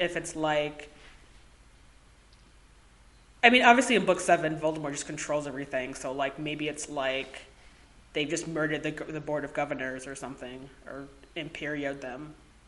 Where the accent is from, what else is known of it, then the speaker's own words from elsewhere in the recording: United States; as an American